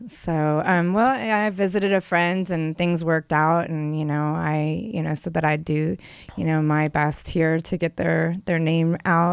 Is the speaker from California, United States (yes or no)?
yes; San Diego, California, United States; now in Long Beach, United States; I grew up in San Diego